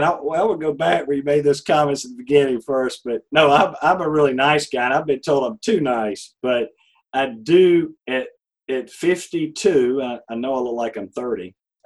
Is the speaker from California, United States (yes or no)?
no; Georgia, United States; I grew up in a small town. I know I sound like I'm from New York City, but I'm not, just not to shock you. But I grew up in middle Georgia